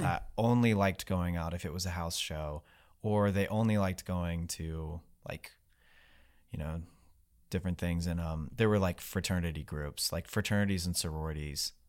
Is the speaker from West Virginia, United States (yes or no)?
yes; West Virginia, United States; I grew up in West Virginia